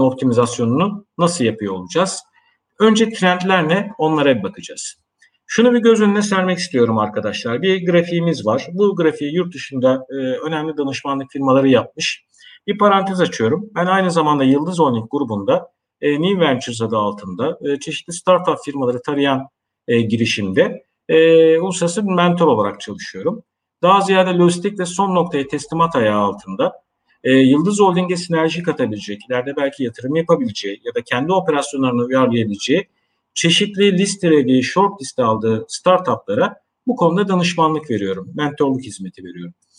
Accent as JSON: {"language": "Turkish", "region": "Eskişehir", "country": "Turkey", "tie": "born or raised there", "also_born_or_lived": "Istanbul", "moved": "as an adult", "said": "22 Nisan e, 1970 Eskişehir doğumluyum."}